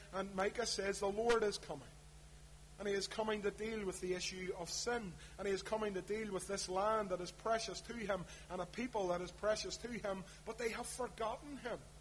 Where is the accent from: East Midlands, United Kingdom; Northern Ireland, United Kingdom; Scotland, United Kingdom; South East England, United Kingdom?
Northern Ireland, United Kingdom; Belfast; when I was growing up in East Belfast